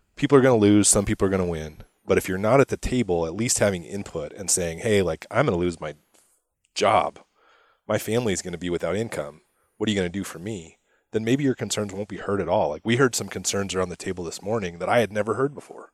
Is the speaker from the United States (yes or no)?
yes; Spokane, Washington, United States; I grew up in Spokane, uh, you know, care a lot about Eastern Washington.